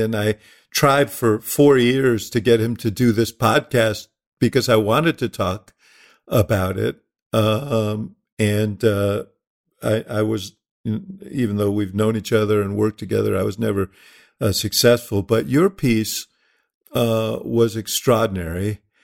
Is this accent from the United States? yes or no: yes; New York, United States; moved away; I grew up in New York.